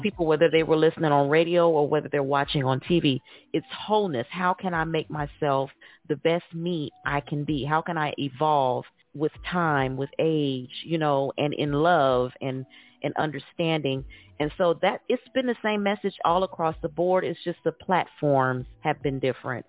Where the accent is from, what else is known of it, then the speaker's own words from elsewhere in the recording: Indiana, United States; now in Atlanta, United States; I'm originally from Indiana, but I reside now in Atlanta